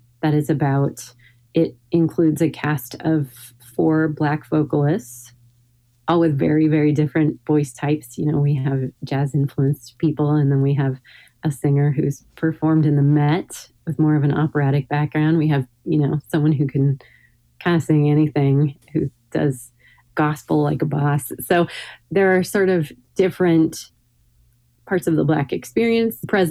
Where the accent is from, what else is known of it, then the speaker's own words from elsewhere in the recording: Hillsboro, Oregon, United States; now in Portland, United States; growing up in Hillsborough, you know, which is, I think, 20 miles west